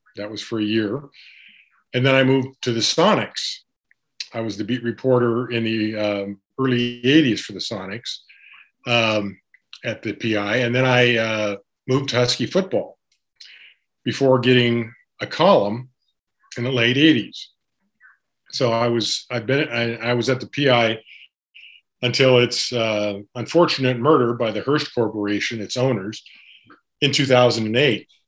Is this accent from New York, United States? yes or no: no; Montana, United States; also born or lived in Tacoma, Washington; now in Seattle, United States; I'm a um, pretty much a local. I was born in Montana, but I went to school in Tacoma.